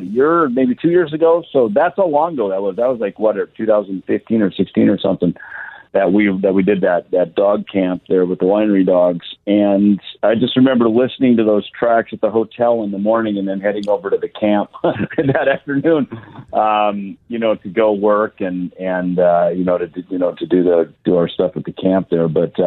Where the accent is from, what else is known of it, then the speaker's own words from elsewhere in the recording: Minnesota, United States; moved away as an adult; I moved from the Midwest, from a little farm town in Minnesota, but I gigged all around kind of Iowa, Minnesota, you know, South Dakota and stuff.